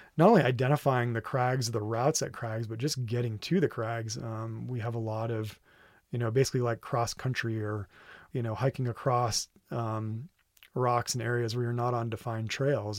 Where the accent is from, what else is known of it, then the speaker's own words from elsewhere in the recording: Vermont, United States; now in Red Rock, United States; I'm from Vermont originally